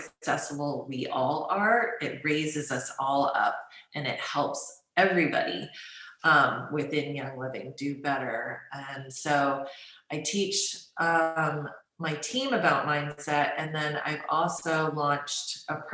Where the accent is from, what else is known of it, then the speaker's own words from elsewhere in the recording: United States; I grew up in the United States as a Chinese American